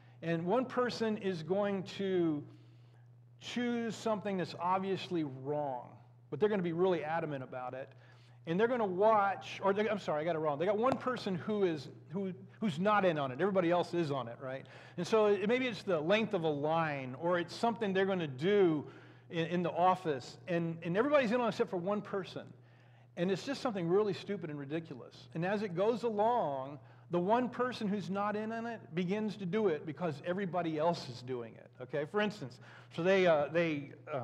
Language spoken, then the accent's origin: English; United States; We as American Christians, or Christians who happen to be Americans